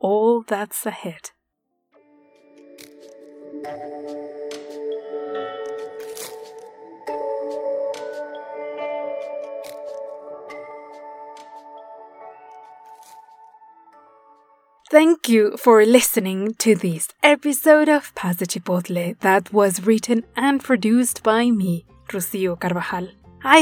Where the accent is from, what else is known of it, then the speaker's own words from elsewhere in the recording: Puebla, Mexico; The city of Puebla, my hometown